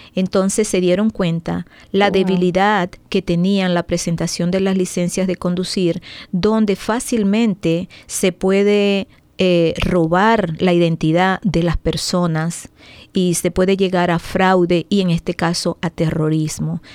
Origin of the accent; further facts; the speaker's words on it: Venezuela; now in Maryland, United States; soy venezolana. Tengo aproximadamente 18 años aquí en el país